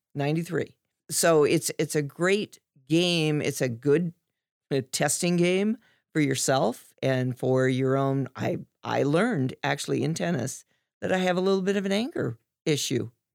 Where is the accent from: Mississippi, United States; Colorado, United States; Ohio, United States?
Ohio, United States; Dayton; I grew up in Dayton